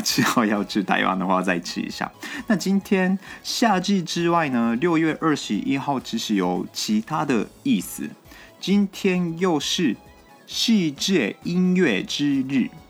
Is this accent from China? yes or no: no; Japan; Chinese is a second language; moved away; also born or lived in Yunlin, Taiwan; 我是日本人